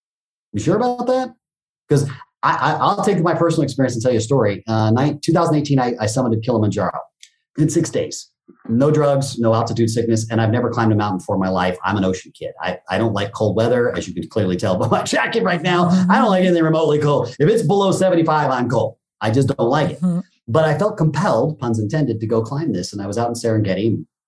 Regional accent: Japan; coming, growing up in Japan, the word teacher, sensei, is a very big title

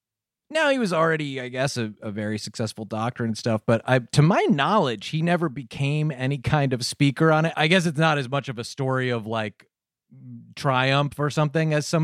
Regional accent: Cheshire, Connecticut, United States; the Cheshire Murders, you know, happened in my hometown.

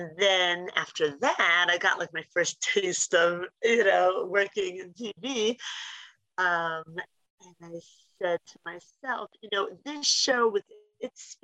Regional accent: Philadelphia, Pennsylvania, United States; growing up in Philly, we have Indian next door neighbors

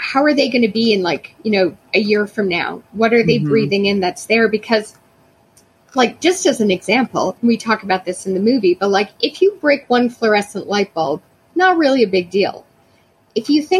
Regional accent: Canada; as a Canadian covering this story

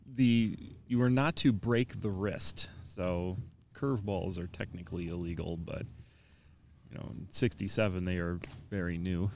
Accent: Canton, Michigan, United States; my hometown, uh, from Canton, Michigan here

